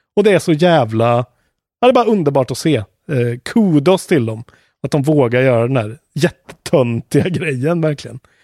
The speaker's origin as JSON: {"language": "Swedish", "country": "Sweden", "said": "vi är svenskar"}